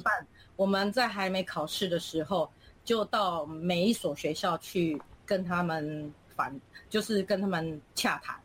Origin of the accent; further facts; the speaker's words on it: Taiwan; moved away as an adult; now in Philippines; 我们是台湾人